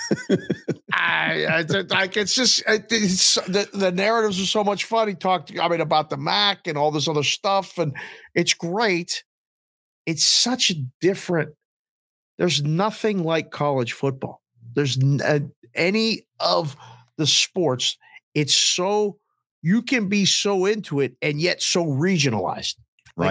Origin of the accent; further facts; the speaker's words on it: Pittsburgh, Pennsylvania, United States; I'm born and raised in Pittsburgh, PA